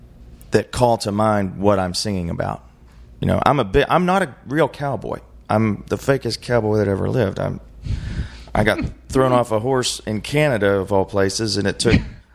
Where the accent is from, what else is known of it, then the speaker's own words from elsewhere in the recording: West Virginia, United States; born there; also born or lived in Carolinas / Arizona; now in Texas, United States; I was born in West Virginia. I lived in the Carolinas for a while. I lived in Arizona for a while. And I've lived in Texas for 10 years